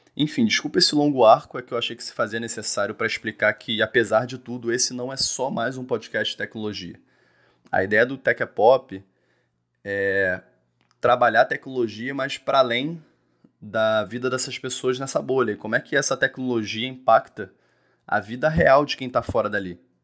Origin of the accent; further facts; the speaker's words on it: Rio de Janeiro, Brazil; eu sou carioca